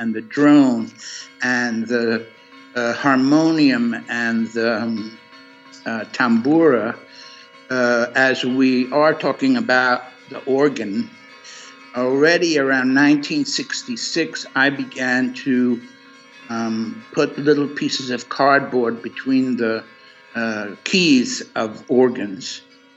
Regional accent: New York City, New York, United States; moved away as an adult; also born or lived in California; I started early in New York City. I was born in Brooklyn, and I went to a whole lot of different schools in New York City.

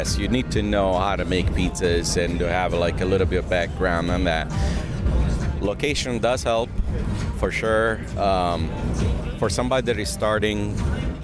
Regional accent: Naples, Campania, Italy; now in United States; I'm from Naples, Italy

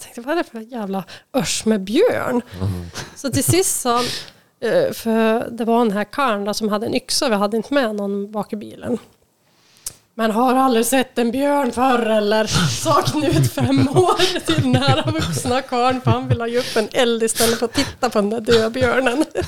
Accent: Färila, Gävleborg County, Sweden; moved away as an adult; now in Hudiksvall, Sweden; där jag är uppväxt då, i Färila

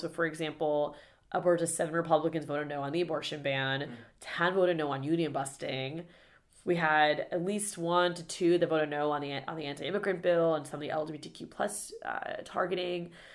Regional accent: Florida, United States; growing up in Florida

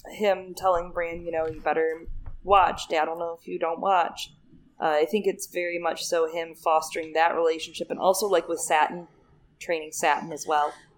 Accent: Michigan, United States; moved away; I am from Michigan originally

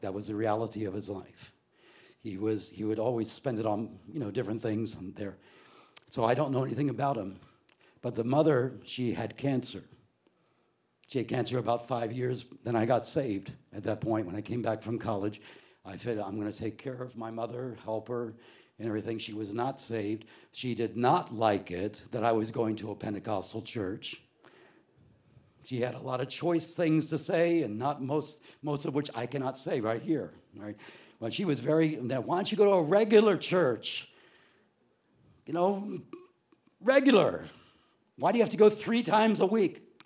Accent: New Jersey, United States; also born or lived in Florida; we were raised in South Jersey

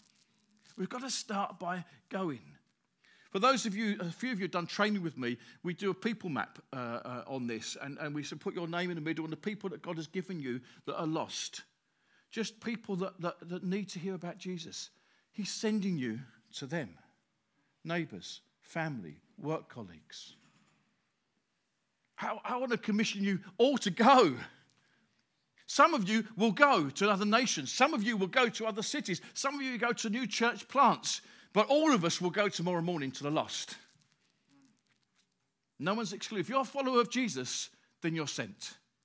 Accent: Grays, East of England, United Kingdom; also born or lived in Stamford Hill; I live in Grays. I was born in Grays. Well, I was born in Stamford Hill, but lived in Grays. I'm the fourth generation of my family living in the same place.

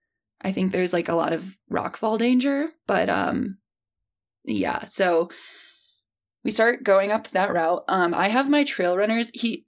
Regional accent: Midwest, United States; I grew up in the Midwest.

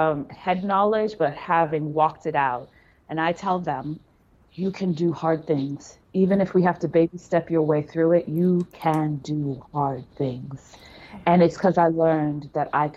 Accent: New York City, New York, United States; moved away; also born or lived in Jamaica / Canada; So I'm a city girl. I grew up in New York City. Like, the epitome of cities is where I grew up. Brooklyn, Manhattan, like all of those things

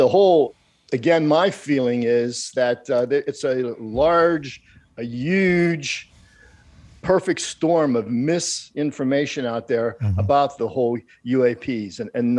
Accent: Pittsburgh, Pennsylvania, United States; now in Chicago, United States; the Pittsburgh area where I grew up in Pennsylvania.

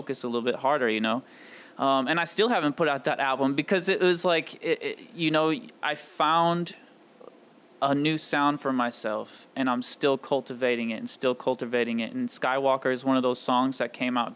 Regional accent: St. Louis, United States; I'm born and raised in St. Louis, Missouri, on the east side, over in Illinois.

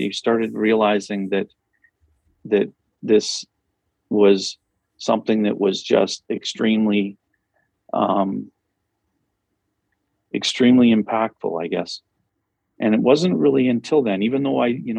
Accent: Flin Flon, Manitoba, Canada; moved away; also born or lived in Humboldt; Flin Flon, which is my hometown.

